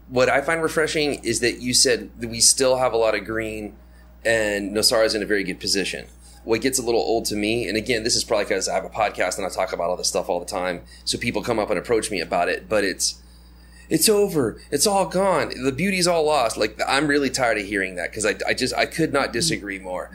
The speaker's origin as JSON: {"language": "English", "country": "United States", "moved": "yes", "said": "my home country where I'm from"}